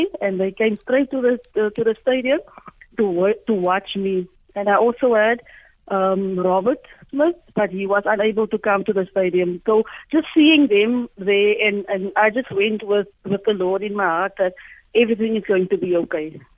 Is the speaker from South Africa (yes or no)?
yes; Port Elizabeth, Eastern Cape, South Africa; I am from Shorterville.